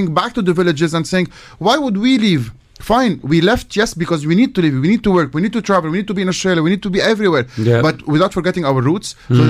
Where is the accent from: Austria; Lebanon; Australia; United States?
Lebanon; Beirut, Beirut Governorate; I'm from Beirut, from the capital, so I don't have a village per se.